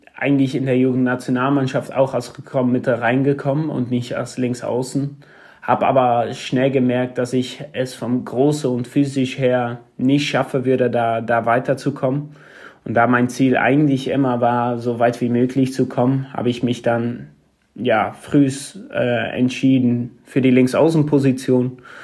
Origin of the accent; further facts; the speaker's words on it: Arnhem, Gelderland, Netherlands; German is a second language; moved away as an adult; also born or lived in Sittard; now in Germany; Ich komme selber aus Arnhem. Es ist ein Platz, ein Stadt in der, in der Nähe von Oberhause, näher an der Grenze. Ähm, ja, da, da bin ich groß geworden, bin da geboren